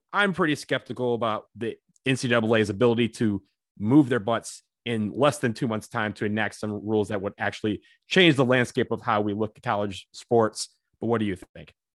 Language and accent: English; Detroit, Michigan, United States; one three is the area code for Detroit, my home